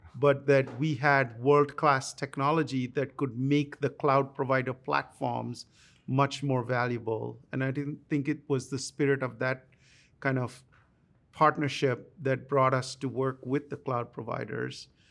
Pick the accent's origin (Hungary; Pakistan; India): India; moved away as an adult; now in United States; I grew up in India